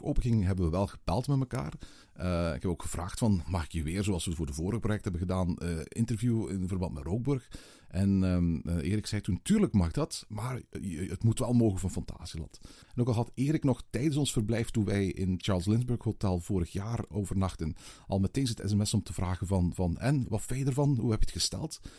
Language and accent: Dutch; Belgium; we zijn Belgen